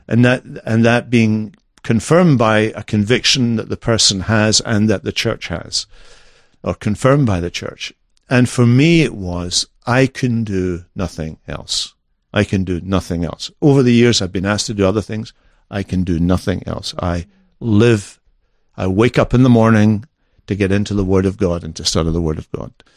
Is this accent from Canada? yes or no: no; Scotland, United Kingdom; moved away